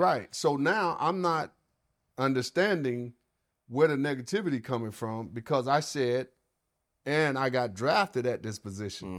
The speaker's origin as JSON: {"language": "English", "region": "the South", "country": "United States", "tie": "born or raised there", "said": "I was raised in the South"}